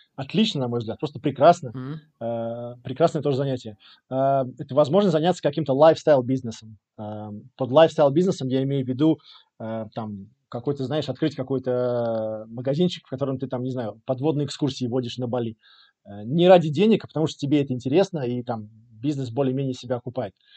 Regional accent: Riga, Latvia; moved away as an adult; also born or lived in England / Angola / Egypt; now in Portugal; я из Риги, э, из Латвии, родился, вырос э, в Латвии

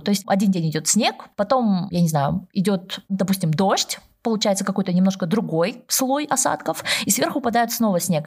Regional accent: Almaty, Kazakhstan; also born or lived in Stockholm, Sweden; now in Stuttgart, Germany; я сама родом из Алматы

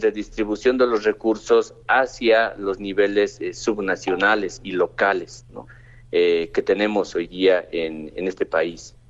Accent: Bolivia

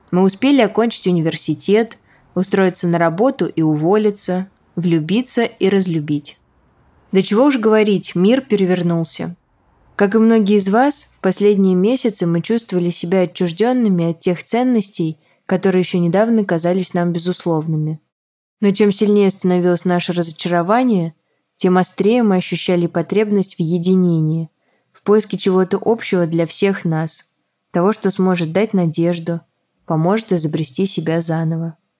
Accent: Samara, Samara Oblast, Russia; о Самаре, моем родном городе

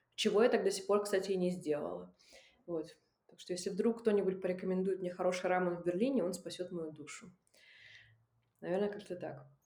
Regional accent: Russian Far East, Russia; moved away; я выросла на Дальнем Востоке

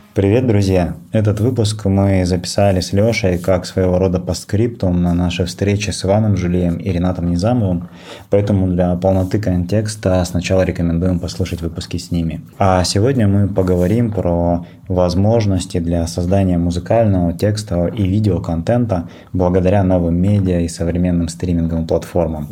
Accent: Novosibirsk, Novosibirsk Oblast, Russia; я из Новосибирска

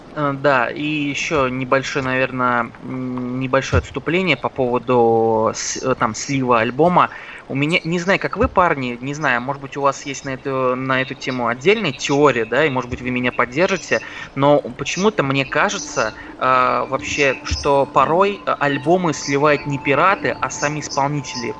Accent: Penza, Penza Oblast, Russia; moved away; раньше я жил в городе Пенза собственно, откуда я родом

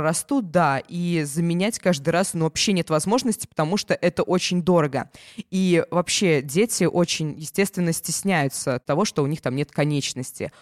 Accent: Ulyanovsk, Ulyanovsk Oblast, Russia; У нас в Ульяновске

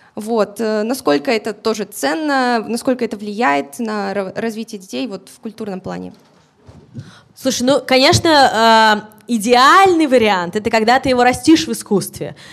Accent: Orichi, Kirov Oblast, Russia; я из Оричи, из поселка из своего

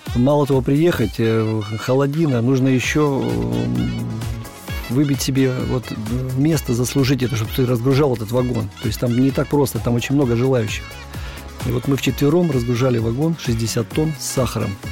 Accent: Urals, Russia; Я люблю родину свою малую, я люблю свой Урал.

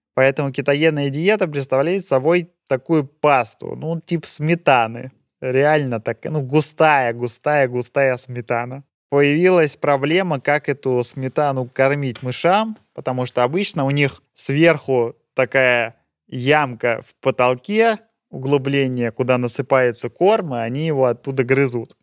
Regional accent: Russia; moved away as an adult; now in Switzerland; Есть у нас на родине такое представление

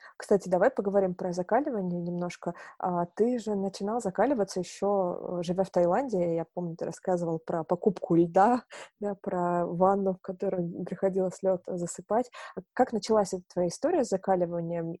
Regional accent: Novorossiysk, Krasnodar Krai, Russia; now in Moscow, Russia; я сама, э, с юга, я родилась в Новороссийске, это, э, юг, Чёрное море, Краснодарский край. Вот, и когда я переехала в Москву

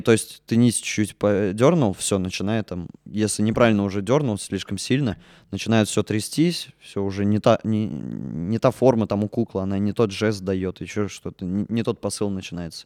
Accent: Orenburg, Orenburg Oblast, Russia; moved away as an adult; also born or lived in Yekaterinburg; now in Murmansk, Russia; Я из Оренбурга учился в Екатеринбурге 4 года

